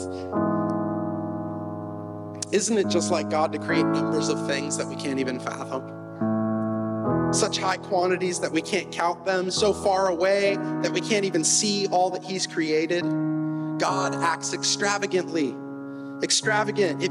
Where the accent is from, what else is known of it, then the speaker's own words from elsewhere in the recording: Lake Wales, Florida, United States; Most of my adolescence, I was raised in Lake Wales, Florida.